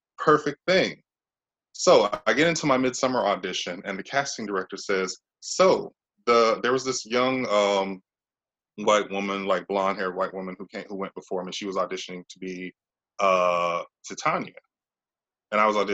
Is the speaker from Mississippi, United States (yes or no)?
yes; Mississippi, United States; moved away as an adult; also born or lived in Tennessee / New York City; I'm from Mississippi. That's where I am now.